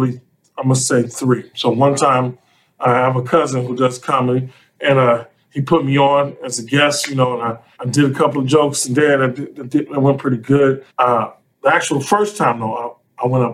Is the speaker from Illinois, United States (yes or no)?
yes; Chicago, Illinois, United States; I drove from college to Chicago, where I'm from Chicago